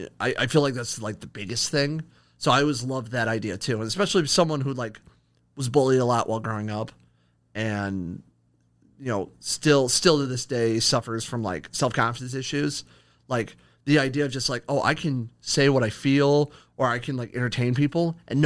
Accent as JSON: {"language": "English", "town": "Akron", "region": "Ohio", "country": "United States", "lives_now": "Toledo, United States", "said": "No, I'm actually originally from Akron, Ohio. I'm a transplant to the 419."}